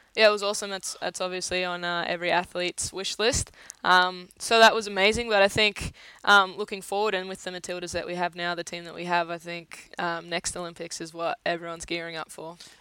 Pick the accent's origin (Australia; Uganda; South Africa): Australia; as an Australian player